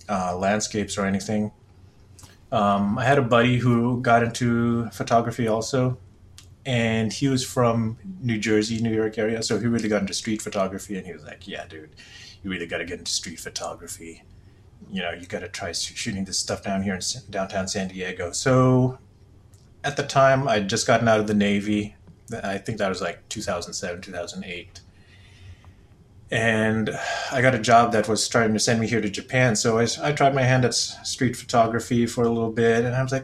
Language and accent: English; Philippines; moved away as an adult; also born or lived in California / Virginia; now in Southern California, United States; I was born in California, but I grew up in the Philippines